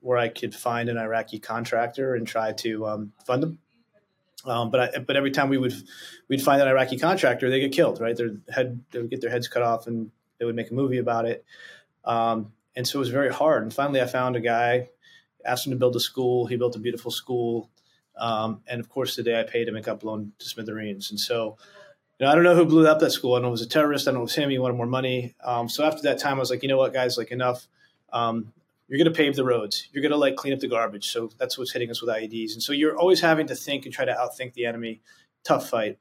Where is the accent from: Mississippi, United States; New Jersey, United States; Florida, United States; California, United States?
New Jersey, United States; moved away as an adult; also born or lived in Hawaii / Japan; I grew up in God's country, a place called New Jersey